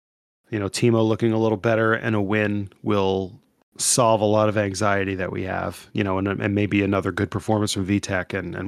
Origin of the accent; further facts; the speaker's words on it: Ohio, United States; I'm from, I hail from Ohio.